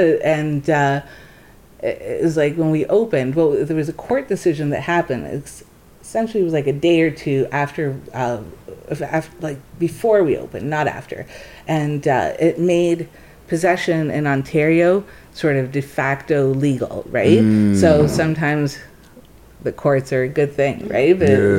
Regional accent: Jamaica; now in Toronto, Canada; Yeah, I'm not from Toronto originally. Everyone in Jamaica call it Jewtown.

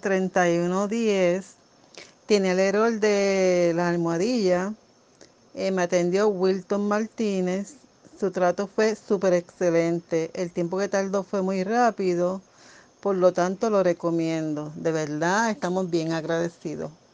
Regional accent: Puerto Rico; soy del país de Puerto Rico

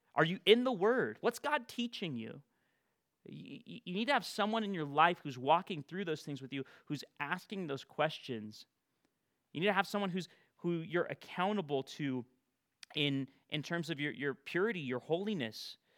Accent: Bakersfield, California, United States; also born or lived in Fresno area, California; my hometown of Bakersfield

